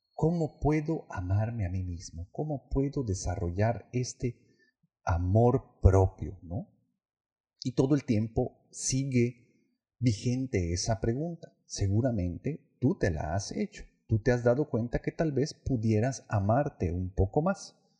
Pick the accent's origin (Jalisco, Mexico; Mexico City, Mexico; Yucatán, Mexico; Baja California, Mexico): Yucatán, Mexico; Yo como yucateco